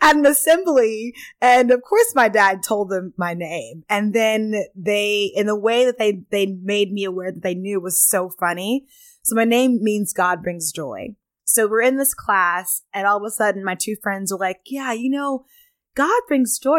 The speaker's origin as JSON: {"language": "English", "town": "Pflugerville", "region": "Texas", "country": "United States", "tie": "born or raised there", "said": "I'm Southern, I'm from Texas"}